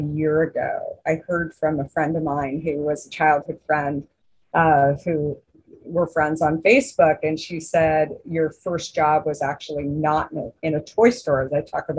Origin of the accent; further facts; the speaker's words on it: Arizona, United States; also born or lived in New York; now in Northern California, United States; growing up in Arizona, it's very much an indoor outdoor life.